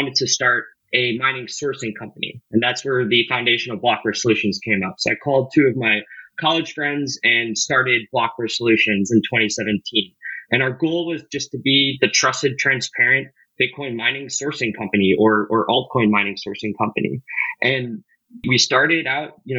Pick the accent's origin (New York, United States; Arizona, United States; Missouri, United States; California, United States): Missouri, United States; St. Louis; I grew up in St. Louis, Missouri